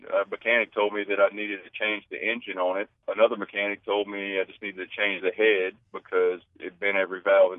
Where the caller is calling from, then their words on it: Denham Springs, Louisiana, United States; I'm in Denham Springs.